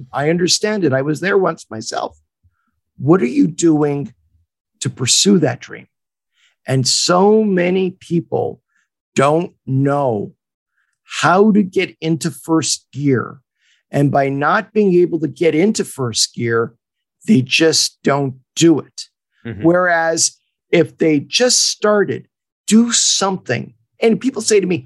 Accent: Montreal, Quebec, Canada; now in Los Angeles, United States; I'm based in Los Angeles, but I was born and raised in Montreal.

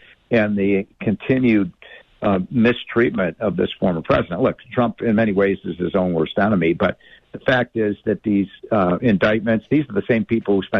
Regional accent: Illinois, United States; my home state of Illinois

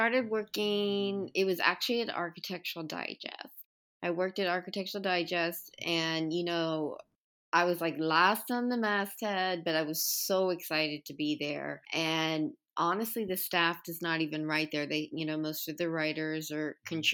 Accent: Baton Rouge, Louisiana, United States; also born or lived in New Orleans; now in Los Angeles, United States; we lived in Baton Rouge, which is about 45 minutes outside of New Orleans, and I was raised in New Orleans for the first 5 years of my life, and then we moved to Baton Rouge

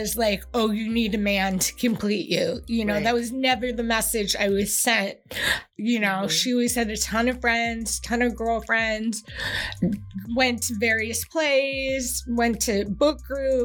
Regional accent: San Francisco, California, United States; born or raised there; also born or lived in Berkeley, California

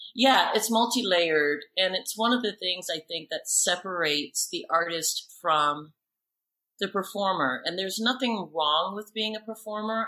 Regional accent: Alabama, United States; growing up in Alabama is people were very authentic to who they were

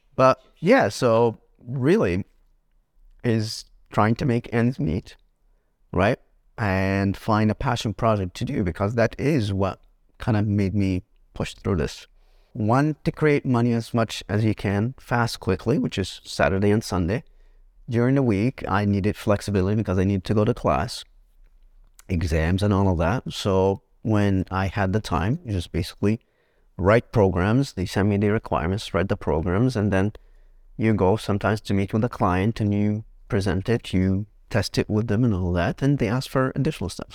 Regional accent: Egypt; moved away; we come from Egypt

